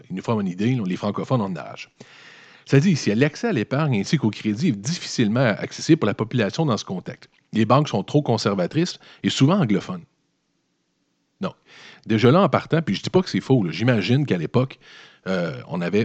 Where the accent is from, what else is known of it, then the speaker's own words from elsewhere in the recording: Lévis, Quebec, Canada; moi je viens de Lévis